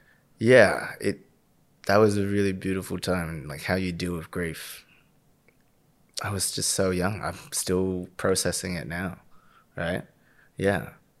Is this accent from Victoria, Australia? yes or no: yes; Victoria, Australia; No. I'm born and raised in the West Side.